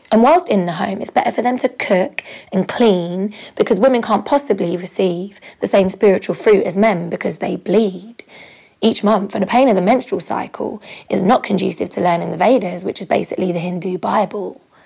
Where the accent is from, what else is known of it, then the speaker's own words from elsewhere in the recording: United Kingdom; moved away as an adult; now in United States; being a Brit